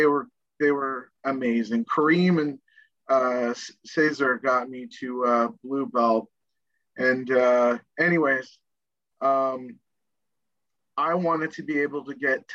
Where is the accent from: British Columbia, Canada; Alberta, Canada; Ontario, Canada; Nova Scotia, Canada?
Nova Scotia, Canada; I'm from Nova Scotia. And we're all good old boys down there